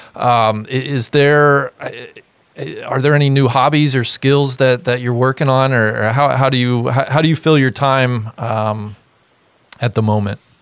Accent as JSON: {"language": "English", "town": "Cincinnati", "region": "Ohio", "country": "United States", "tie": "born or raised there", "said": "I grew up in Cincinnati, Ohio"}